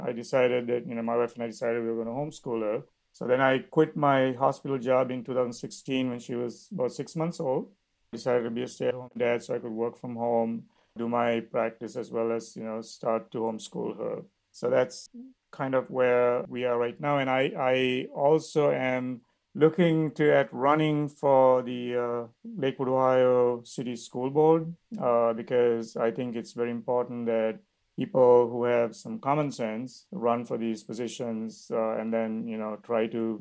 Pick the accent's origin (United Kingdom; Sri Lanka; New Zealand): Sri Lanka; also born or lived in Michigan, United States; now in Cleveland, United States; I'm from Sri Lanka originally